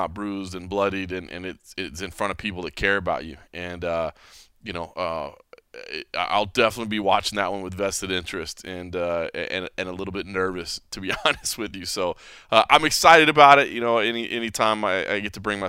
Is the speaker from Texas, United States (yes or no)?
yes; Dallas, Texas, United States; moved away; I am back in my home state, San Antonio to be precise. I'm a Dallas guy, but still back in Texas